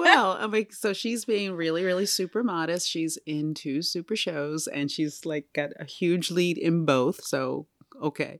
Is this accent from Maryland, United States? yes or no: yes; Baltimore, Maryland, United States; I'm from Baltimore City